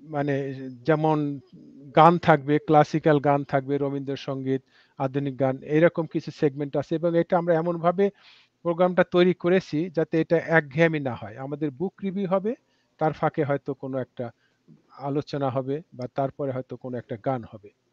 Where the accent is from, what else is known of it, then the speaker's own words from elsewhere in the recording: Bangladesh; now in Washington, D.C., United States; আমরা যখন বাংলাদেশে সত্তরের দশকে আশির প্রথম দশকের প্রথম দিকে বড় হয়েছি